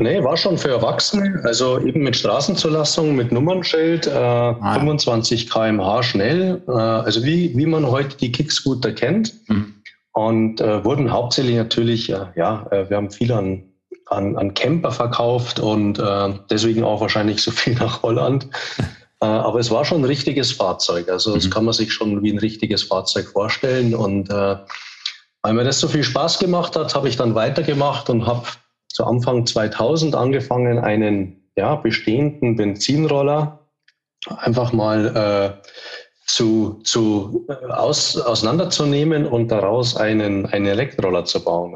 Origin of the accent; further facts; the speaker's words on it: Munich, Bavaria, Germany; moved away; bin ursprünglich aus München, lebe heute auch wieder